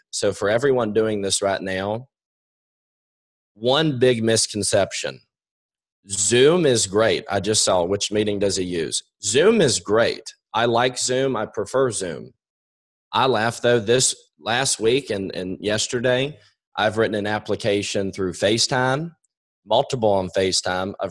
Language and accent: English; New York, United States; I'm a quick talker. I swear I'm from New York.